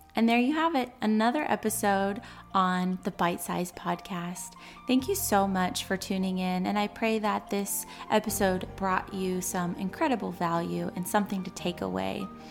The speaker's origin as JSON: {"language": "English", "region": "California", "country": "United States", "tie": "born or raised there", "said": "I was born and raised in California"}